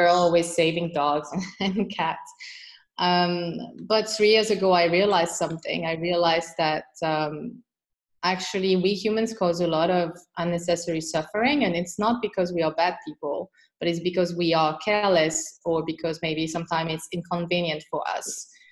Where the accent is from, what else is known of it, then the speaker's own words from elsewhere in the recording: France; moved away as an adult; also born or lived in Beijing, China / Shanghai, China / Hong Kong; now in Singapore; I'm originally from France